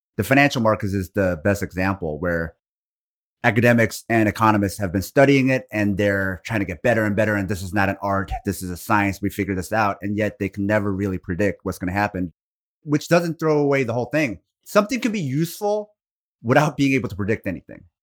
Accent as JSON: {"language": "English", "town": "Portland", "region": "Oregon", "country": "United States", "tie": "born or raised there", "said": "where I grew up in Oregon, Like, I grew up in the Portland, Beaverton area."}